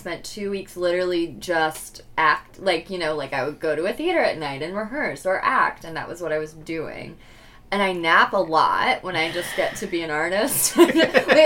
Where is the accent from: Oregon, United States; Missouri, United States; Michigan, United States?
Missouri, United States; Columbia; I'm from Columbia